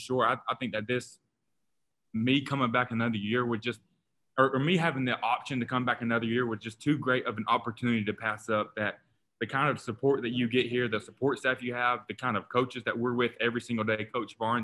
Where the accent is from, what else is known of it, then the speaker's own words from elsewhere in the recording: Kingsport, Tennessee, United States; my hometown a small hometown in East Tennessee called Kingsport, and Kingsport really means a lot to me. It's my hometown where I was born and raised